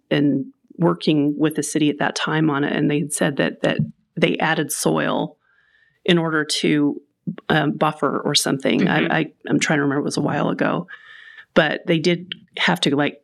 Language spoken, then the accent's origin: English; Salt Lake, Utah, United States; moved away as an adult; also born or lived in Arizona; now in Murray, United States; I remember growing up that we'd be driving around Salt Lake with my parents